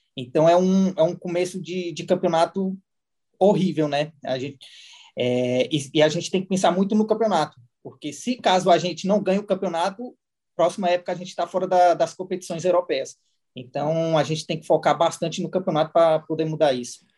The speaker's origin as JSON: {"language": "Portuguese", "town": "Samambaia", "region": "Federal District", "country": "Brazil", "tie": "born or raised there", "also_born_or_lived": "Portugal", "moved": "as an adult", "said": "eu nasci na Samambaia Norte"}